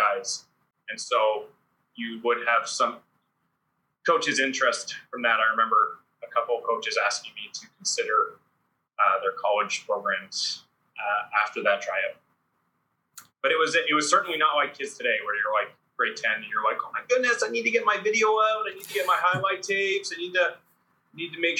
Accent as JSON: {"language": "English", "country": "Canada", "tie": "born or raised there", "also_born_or_lived": "Austria", "moved": "as an adult", "said": "my hometown's 20 minutes away from York"}